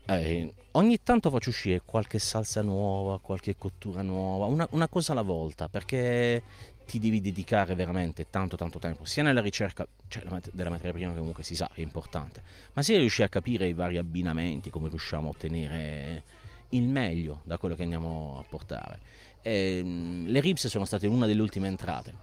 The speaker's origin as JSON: {"language": "Italian", "town": "Bari", "region": "Apulia", "country": "Italy", "said": "siamo di Bari"}